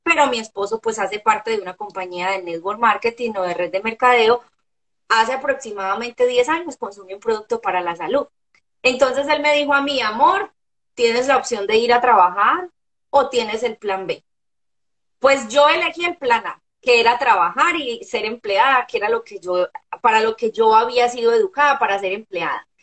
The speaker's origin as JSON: {"language": "Spanish", "town": "Medellín", "region": "Antioquia", "country": "Colombia", "tie": "born or raised there", "moved": "as an adult", "lives_now": "Orlando, United States", "said": "soy una mujer colombiana nacida eh, en la ciudad de Medellín Ahora eh, soy una mujer casada, vivo en Orlando, Florida, hace tres años"}